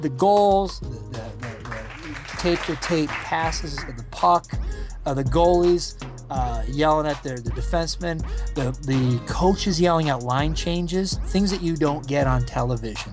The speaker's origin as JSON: {"language": "English", "country": "Canada", "tie": "born or raised there", "said": "growing up in Canada"}